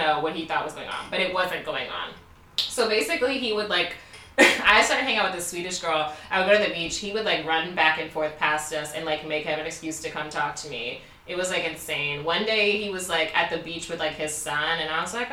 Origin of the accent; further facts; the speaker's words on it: Baltimore, Maryland, United States; I'm from Baltimore